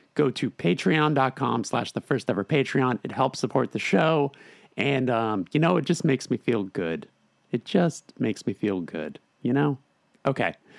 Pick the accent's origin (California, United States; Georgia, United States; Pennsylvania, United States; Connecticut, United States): California, United States; Los Angeles; born and raised in Los Angeles